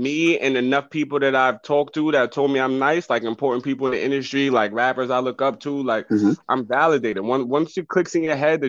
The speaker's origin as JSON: {"language": "English", "town": "Poughkeepsie", "region": "New York", "country": "United States", "tie": "born or raised there", "said": "Poughkeepsie, PK, born and raised"}